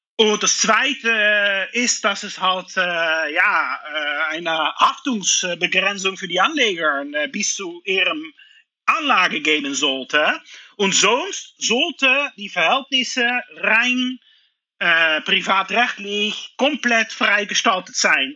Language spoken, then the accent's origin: German; Netherlands; German is a second language; moved away as an adult; now in Luxembourg; Ich komme aus den Niederlanden